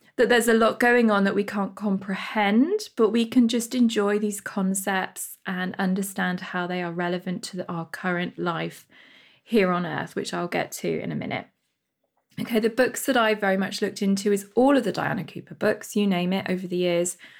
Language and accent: English; United Kingdom; my home country, U, the United Kingdom